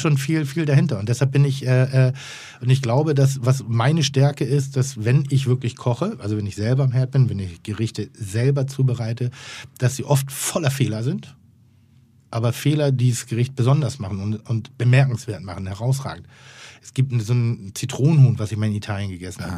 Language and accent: German; Pinneberg, Schleswig-Holstein, Germany; Ich komme aus Schleswig-Holstein. Ich bin ein Bau, äh, Baumschulenjunge in Anführungszeichen